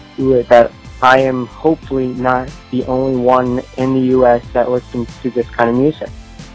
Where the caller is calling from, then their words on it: Ohio, United States; I am calling from Ohio in the US